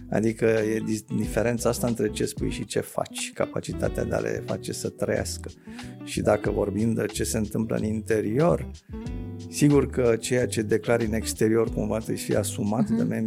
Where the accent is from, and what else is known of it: Romania